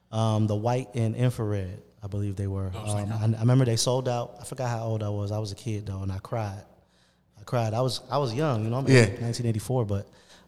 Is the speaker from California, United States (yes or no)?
no; South Florida, United States; now in Atlanta, United States; I'm from Florida, so Florida is different. Florida, you got South Florida. That's where I'm from.